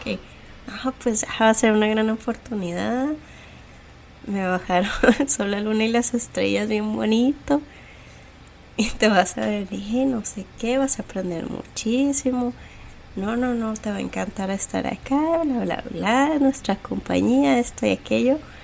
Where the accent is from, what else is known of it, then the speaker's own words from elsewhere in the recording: Ciudad Juárez, Chihuahua, Mexico; now in United States; las dos huimos un poquito de, Juárez